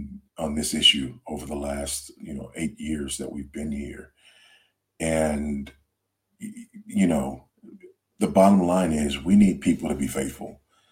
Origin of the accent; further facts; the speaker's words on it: United States; No, I am absolutely not an African. I am an American through and through.